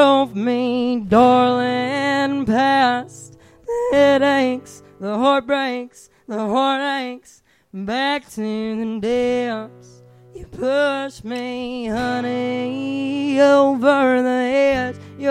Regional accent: Greenup County, Kentucky, United States; I'm from Greenup County, Kentucky

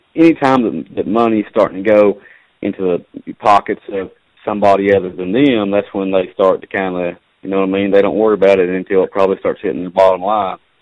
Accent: Southern West Virginia, United States; I'm from, from Southern West Virginia, but I'm working, I'm a train conductor and, and I'm working out of uh, out of New York or not New York City, but I'm working out of New York State right now

